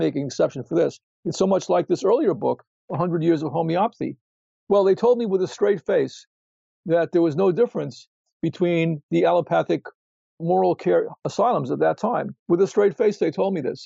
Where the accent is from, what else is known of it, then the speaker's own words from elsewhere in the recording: New York City, New York, United States; I grew up in New York City, and when I was a little kid, we had trolleys there